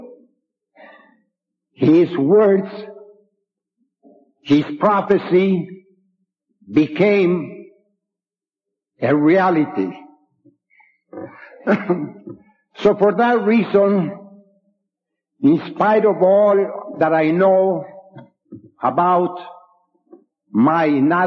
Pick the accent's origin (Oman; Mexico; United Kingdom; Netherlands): Mexico; also born or lived in San Antonio / Youngstown; now in Cleveland, United States; I was born in Mexico. I was raised there